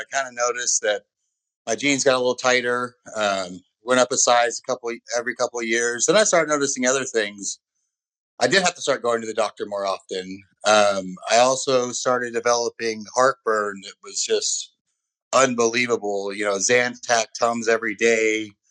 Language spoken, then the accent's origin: English; California, United States; also born or lived in Oklahoma / Texas / Chicago; now in Austin, United States; I grew up in California, spent a little bit of time in Oklahoma, near Oklahoma City, then moved down to back to California and back out to Texas.